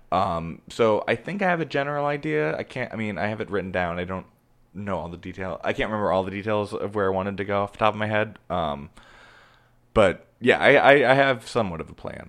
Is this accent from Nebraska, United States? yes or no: yes; Omaha, Nebraska, United States; now in Los Angeles, United States; I am from Omaha, Nebraska